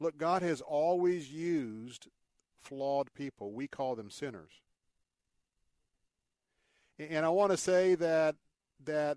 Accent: Tampa, Florida, United States; I grew up in the South. I was born and raised here in Tampa

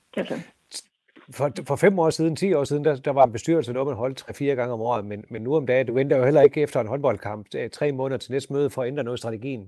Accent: North Jutland, North Denmark Region, Denmark

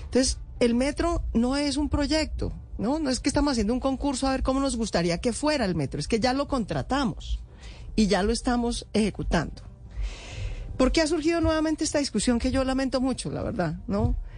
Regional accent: Bogotá, Colombia; somos los bogotanos

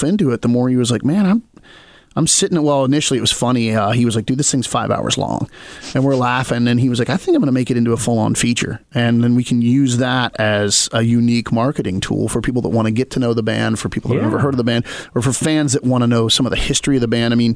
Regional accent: Cumberland, Maryland, United States; moved away; my hometown back in Maryland.

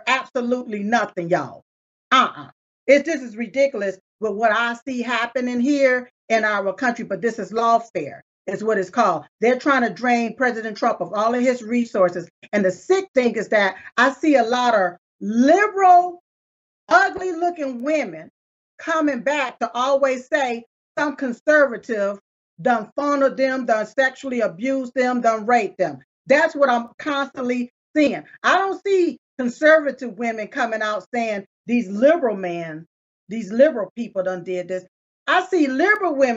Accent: United States; I was born here on this soil, right here in America.

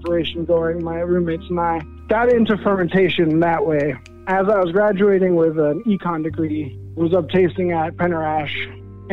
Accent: Denmark; moved away; I was born in Denmark

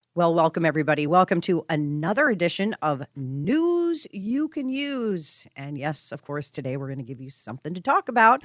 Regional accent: Colorado, United States; moved away; I'm from Colorado. I grew up there

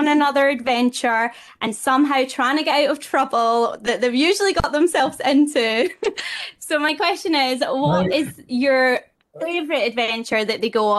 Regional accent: Scotland, United Kingdom; being Scottish.

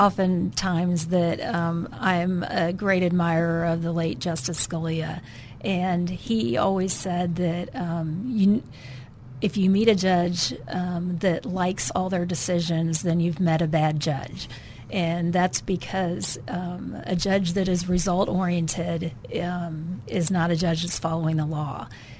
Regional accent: Wisconsin, United States; now in Arkansas, United States; From Wisconsin.

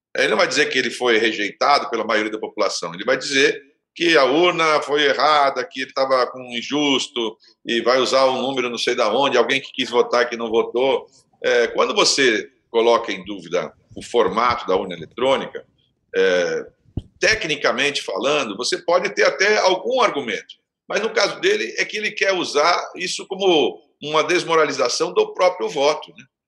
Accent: Santos, São Paulo, Brazil; eu sou de Santos

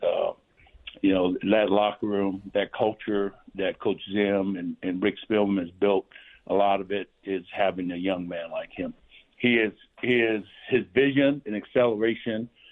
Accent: Manu'a, American Samoa; moved away; growing up in American Samoa.

